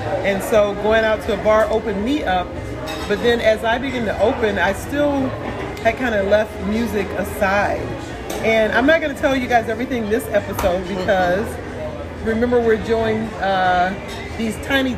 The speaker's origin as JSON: {"language": "English", "town": "Toledo", "region": "Ohio", "country": "United States", "tie": "born or raised there", "moved": "yes", "said": "I've lived in Toledo, Ohio. And I've lived away from Ohio, though, for a very long time, which is my hometown, my home city, home state."}